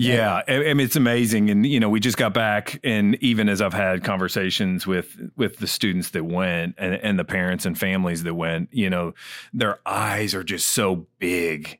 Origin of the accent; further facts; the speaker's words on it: the North, United States; I grew up in the North